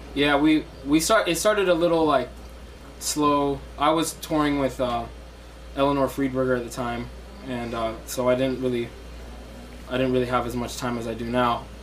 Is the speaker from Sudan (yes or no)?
yes; Sudan; also born or lived in Ohio; now in New York, United States; I'm originally from Sudan